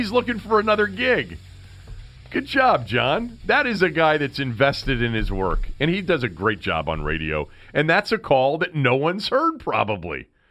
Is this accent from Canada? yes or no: no; Washington, District of Columbia, United States; I'm not from Baltimore. I live in Washington.